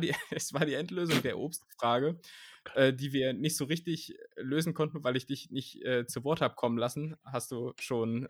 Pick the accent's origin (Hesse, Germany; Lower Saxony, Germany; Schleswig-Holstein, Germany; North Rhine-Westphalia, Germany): Lower Saxony, Germany; moved away as an adult; also born or lived in Vienna; now in Berlin, Germany; ich komme wirklich innerhalb Niedersachsens aus der Region, wo es wirklich gar keinen Dialekt gibt